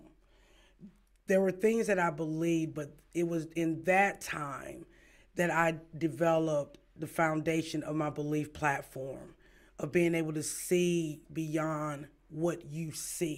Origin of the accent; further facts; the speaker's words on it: Kinston, North Carolina, United States; moved away; born and raised in Kinston